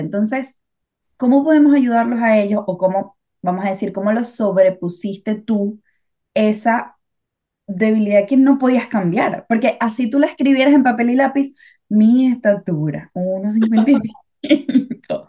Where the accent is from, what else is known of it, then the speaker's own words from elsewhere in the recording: Venezuela; now in England, United Kingdom; soy de Venezuela.